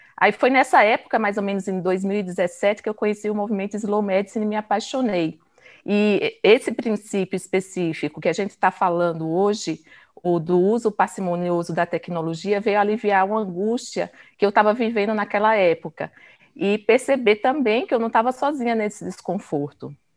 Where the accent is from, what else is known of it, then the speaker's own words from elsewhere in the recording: Pernambuco, Brazil; sou pernambucana